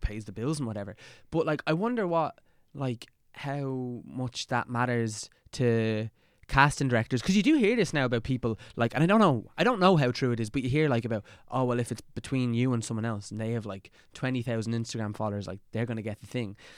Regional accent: Dublin, Leinster, Ireland; We're kind of from the same neck of the woods

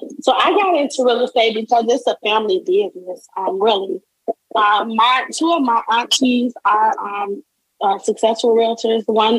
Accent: Chicago, Illinois, United States; I am from Chicago.

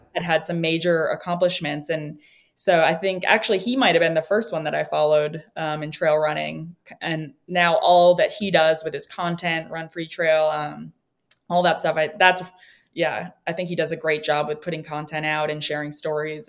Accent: New Hampshire, United States; I grew up in New Hampshire

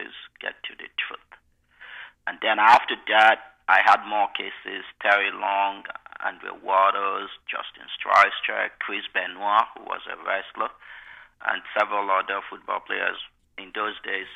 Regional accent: Nigeria; moved away as an adult; now in United States; I was born in Nigeria, grew up in Nigeria. I came here October 24, 1994. I was 26 years old.

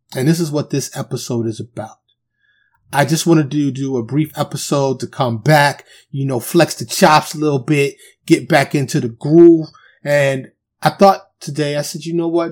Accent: New York City, New York, United States; I'm from Harlem, the South Bronx

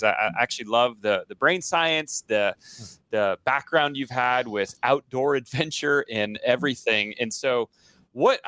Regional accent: Nebraska, United States; Ripping on my home state of Nebraska.

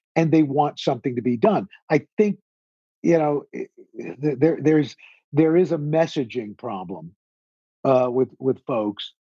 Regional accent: New York City, New York, United States; I'm a kid from Queens

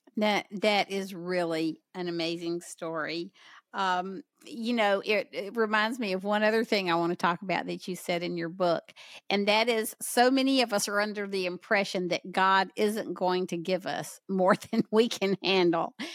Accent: the South, United States; accent: southern; my southern accent

